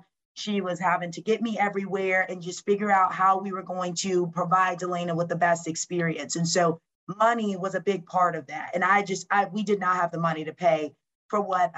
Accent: Lawrenceville, Georgia, United States; moved away as an adult; also born or lived in Orlando, Florida / Michigan / Wisconsin; being from Lawrenceville, Georgia, which is literally 45 minutes from Athens

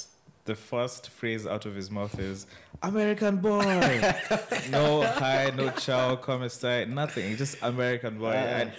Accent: Kenya; now in Italy; someone asks where I'm from, so I'm like, Kenya.

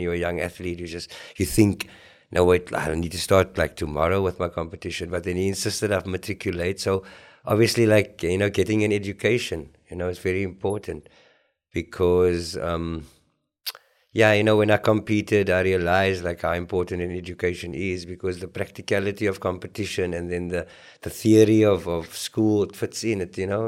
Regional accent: Cape Town, Western Cape, South Africa; I was very fair skinned where I grew up in Grassy Park, uh, Clip Road

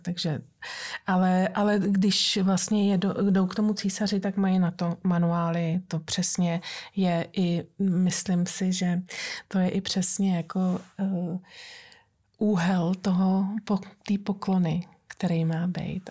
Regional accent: Prague, Czechia; moved away; jsem Pražačka

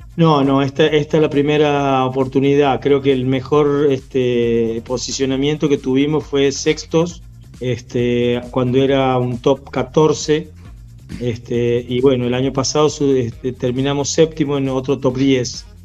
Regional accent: Santiago del Estero, Argentina; also born or lived in Córdoba

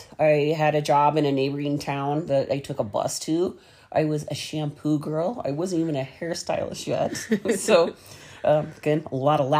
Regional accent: Illinois, United States; moved away; also born or lived in Colorado; I grew up in Illinois in a little farming town and then moved to Colorado in 1970 to another really little town outside the Denver metro area.

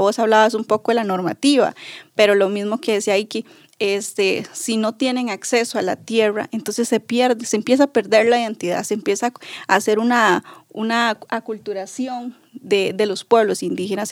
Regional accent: Buenos Aires, Puntarenas, Costa Rica; Soy del territorio indígena de Terra, de Buenos Aires, de Punta Arenas.

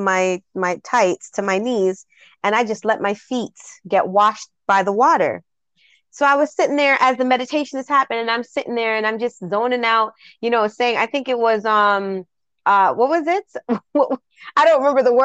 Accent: Jamaica; I'm straight Jamaican

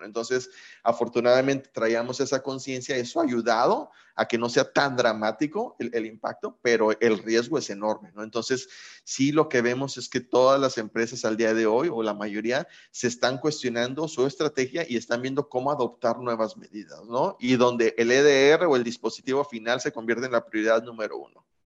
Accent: Mexico; como mexicanos

